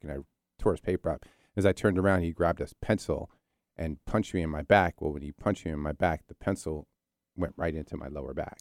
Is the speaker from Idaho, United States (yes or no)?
no; New Jersey, United States; also born or lived in Philadelphia, Pennsylvania; I'm an East Coast guy. So I was born in Philly, Philly, Raised in South Jersey, Jersey